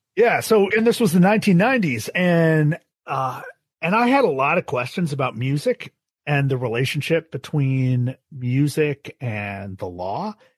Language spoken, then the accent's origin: English; Buffalo, New York, United States; moved away as an adult; also born or lived in Austin, Texas; I grew up in Buffalo, New York